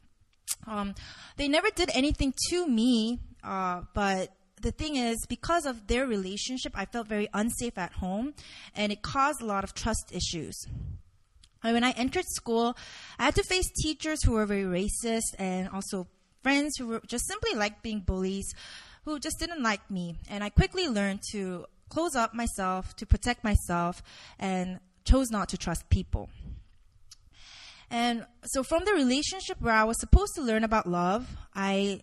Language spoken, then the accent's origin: English; Indonesia; now in South Korea; I grew up in Indonesia